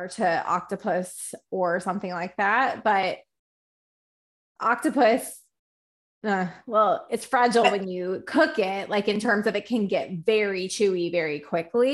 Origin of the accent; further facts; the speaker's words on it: Charlotte, North Carolina, United States; moved away; I grew up in Charlotte